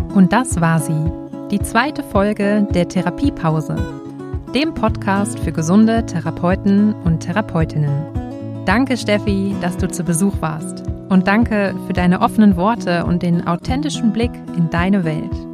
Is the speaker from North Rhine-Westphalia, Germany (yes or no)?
yes; Dortmund, North Rhine-Westphalia, Germany; also born or lived in Cologne; wollte ich aber wieder zurück in meine Heimat, also nach Dortmund